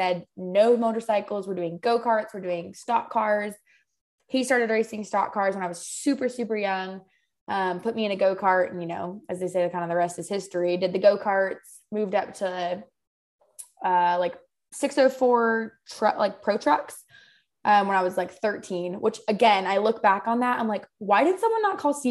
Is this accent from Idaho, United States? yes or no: yes; Southern Idaho, United States; moved away as an adult; now in the Carolinas, United States; I'm from Southern Idaho